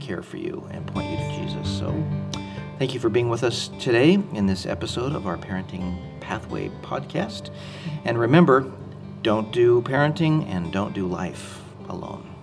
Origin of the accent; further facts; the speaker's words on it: Anaheim, California, United States; I grew up in Anaheim, California